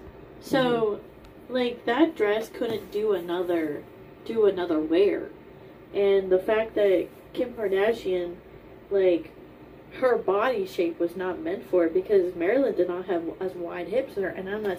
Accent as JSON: {"language": "English", "region": "Appalachia", "country": "United States", "said": "Like, I'm from Appalachia, so obviously..."}